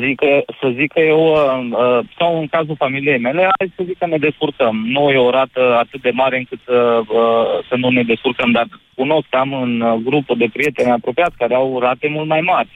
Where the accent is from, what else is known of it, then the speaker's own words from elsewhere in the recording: Oradea, Bihor County, Romania; sunt din Oradea